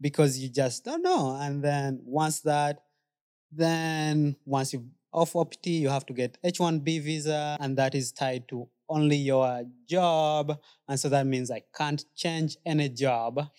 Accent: Uganda; now in United States; citizenship-wise, I'm still Ugandan.

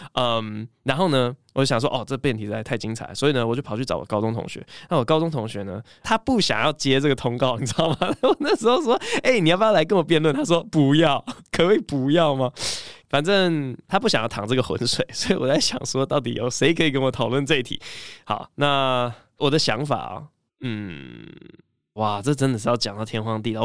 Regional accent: Taiwan; first language English; Chinese is a second language; also born or lived in United States; 小时候在美国长大，因为真的英文算是我第一语言，然后回台湾之后中文算第二语言

